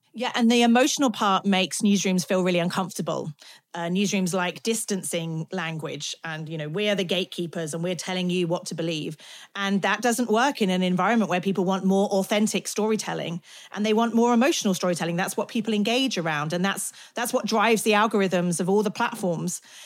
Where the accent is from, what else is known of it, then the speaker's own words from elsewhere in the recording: United Kingdom; I'm British